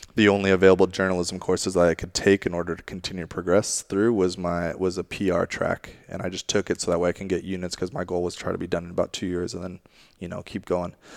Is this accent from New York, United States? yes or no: no; Monterey, California, United States; moved away as an adult; also born or lived in England; now in San Jose, United States; I'm originally from Monterey area. Uh, my family moved relocated there from England eventually.